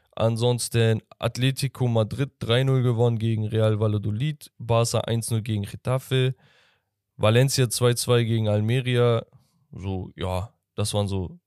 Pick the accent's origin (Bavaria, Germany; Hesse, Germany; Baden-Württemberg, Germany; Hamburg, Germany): Hamburg, Germany; ich als Hamburger